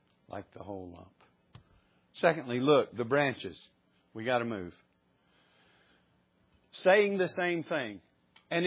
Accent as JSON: {"language": "English", "region": "the South", "country": "United States", "tie": "born or raised there", "said": "we grew up in the South we grew up around church or in church"}